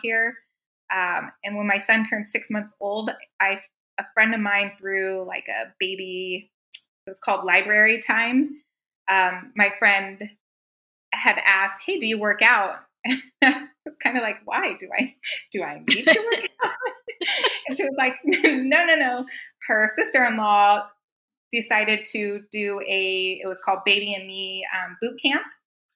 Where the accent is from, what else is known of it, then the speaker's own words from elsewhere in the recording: Southern California, United States; moved away as an adult; now in San Antonio, United States; We live in San Antonio, but I came from California. So I was born and raised in Southern California